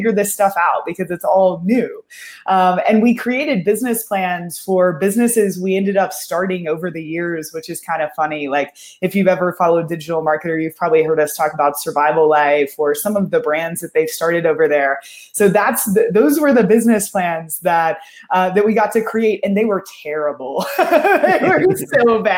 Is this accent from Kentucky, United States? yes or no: yes; Kentucky, United States; moved away as an adult; also born or lived in Austin, Texas; I grew up in Kentucky